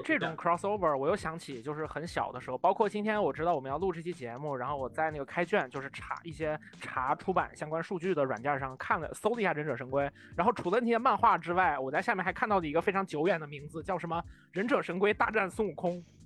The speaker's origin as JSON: {"language": "Chinese", "region": "Northeast China", "country": "China", "tie": "born or raised there", "said": "我其实也是出生在北方东北嘛"}